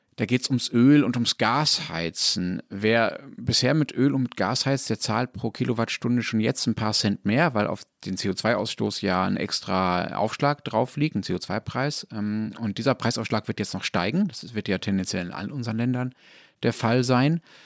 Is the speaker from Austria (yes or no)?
no; Germany; ich deutscher Ignorant